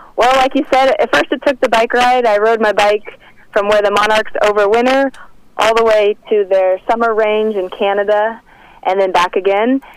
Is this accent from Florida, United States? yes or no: no; Kansas, United States; moved away; I'm actually from Kansas